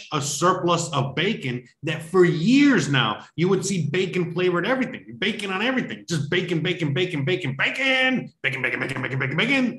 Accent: United States; why is the US of A, my home country

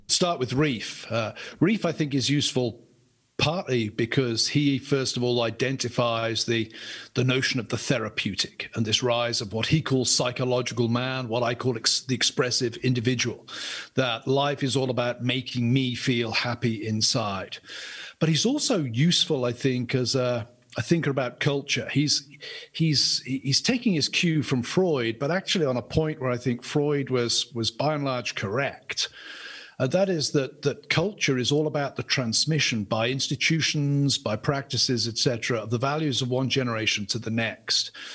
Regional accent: England, United Kingdom; I'm an Englishman

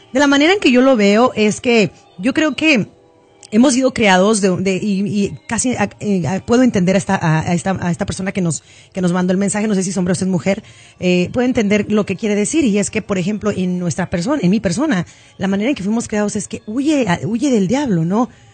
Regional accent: León, Guanajuato, Mexico; allá en León, Guanajuato, de donde yo soy

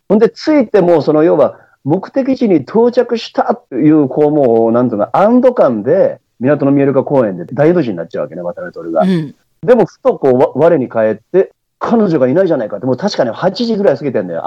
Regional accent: Beppu, Oita, Japan; moved away; also born or lived in Kanto; さっき言ったその夜明けのランナーを別府で見てたわけじゃん、当時は。まだ中学生だったから。本当俺、初めて関東に来て

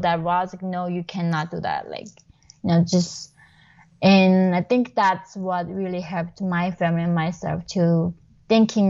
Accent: North Korea; moved away; I was born in North Korea.

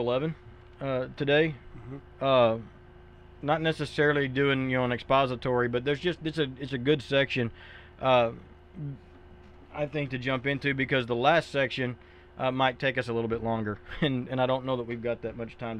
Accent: United States; as Western American individuals

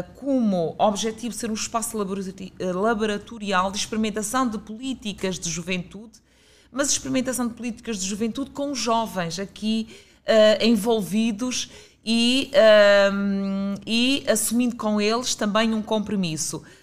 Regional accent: Guimarães, Norte, Portugal; moved away as an adult; also born or lived in Braga; now in Lisbon, Portugal; sou natural de Guimarães

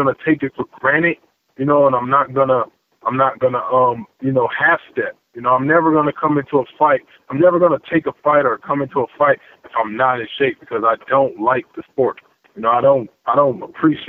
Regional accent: Missouri, United States; I'm from the Show Me State

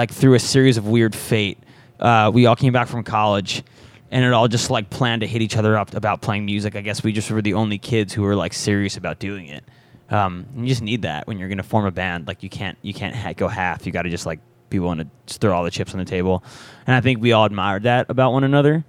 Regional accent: New York, United States; now in Los Angeles, United States; we're from New York, but we live in L.A.

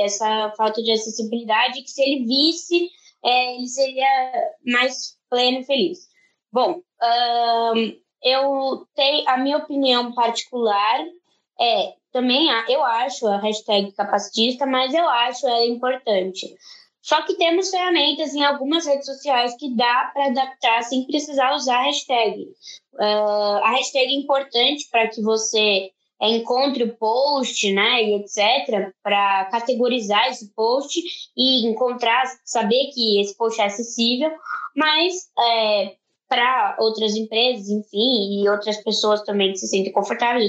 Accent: Brazil; como brasileiros

